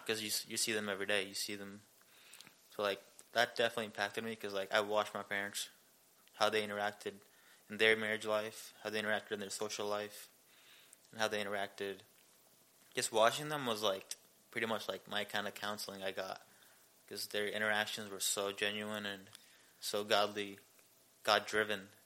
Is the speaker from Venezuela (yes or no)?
no; India; moved away as an adult; also born or lived in Seoul, South Korea / Ankeny, Iowa; now in Belton, Missouri, United States; I grew up in India my whole life